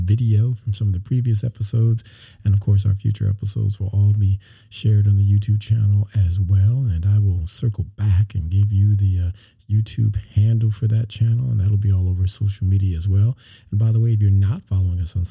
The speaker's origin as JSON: {"language": "English", "town": "Los Angeles", "region": "California", "country": "United States", "tie": "born or raised there", "moved": "yes", "said": "my hometown? How's LA treating you"}